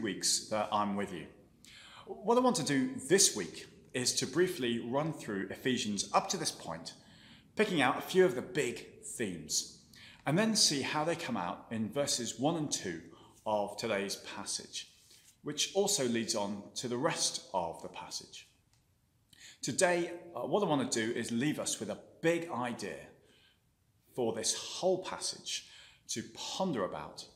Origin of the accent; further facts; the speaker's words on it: England, United Kingdom; moved away as an adult; now in Belfast, United Kingdom; I'm from England